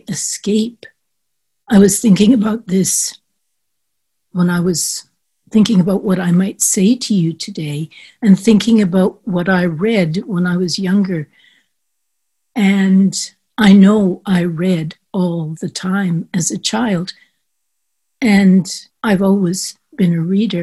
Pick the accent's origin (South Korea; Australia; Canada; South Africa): Canada; moved away as an adult; also born or lived in France; growing up in Canada